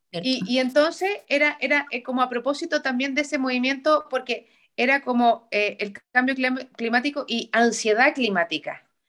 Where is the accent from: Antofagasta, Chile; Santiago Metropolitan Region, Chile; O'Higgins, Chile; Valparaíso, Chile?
Santiago Metropolitan Region, Chile; Santiago; also born or lived in Iquique; nosotros como santiaguinos sí nos conocemos los barrios